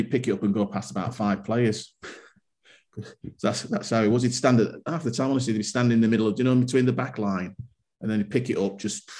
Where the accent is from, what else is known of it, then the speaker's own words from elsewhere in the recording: Bradford, Yorkshire and the Humber, United Kingdom; growing up in Bradford